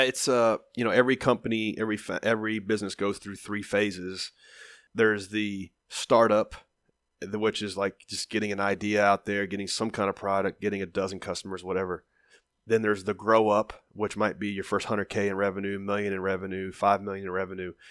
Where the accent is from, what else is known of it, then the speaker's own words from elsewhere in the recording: Nashville, Tennessee, United States; I was kind of a known commodity in my hometown